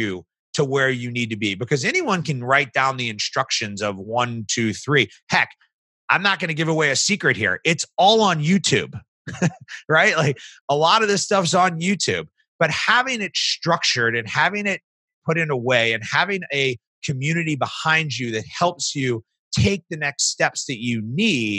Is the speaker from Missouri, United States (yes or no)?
yes; St. Louis, Missouri, United States; I was from St. Louis